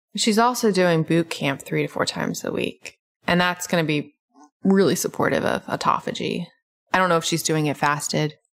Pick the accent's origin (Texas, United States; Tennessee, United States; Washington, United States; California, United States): Tennessee, United States; Memphis; now in Atlanta, United States; I grew up in Memphis